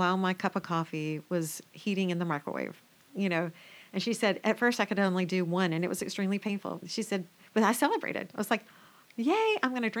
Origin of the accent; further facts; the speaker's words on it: the South, United States; I grew up in the South